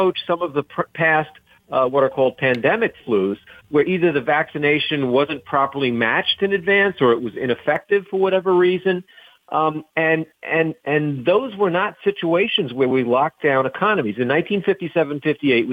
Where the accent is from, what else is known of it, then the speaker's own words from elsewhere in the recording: Rhode Island, United States; my home state of Rhode Island